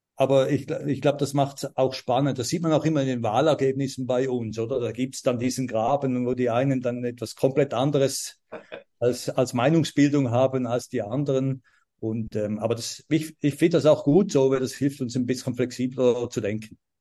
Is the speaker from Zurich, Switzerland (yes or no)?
no; St. Gallen, Switzerland; ich komme aus St. Gallen, bin ein St. Galler Native